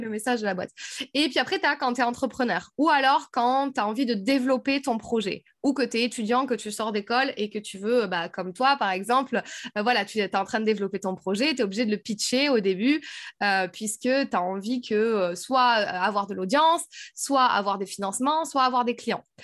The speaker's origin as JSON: {"language": "French", "region": "south of France", "country": "France", "also_born_or_lived": "Paris / Switzerland / United States", "moved": "as an adult", "said": "je viens du sud de la France"}